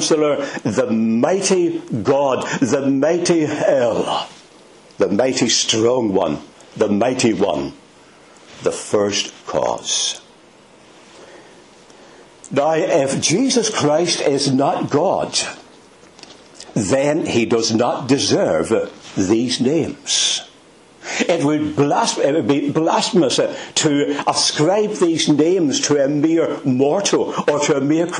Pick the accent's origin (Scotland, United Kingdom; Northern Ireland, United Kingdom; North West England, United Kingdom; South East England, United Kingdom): Northern Ireland, United Kingdom; Belfast; I'm not Scottish. I was brought up in the city of Belfast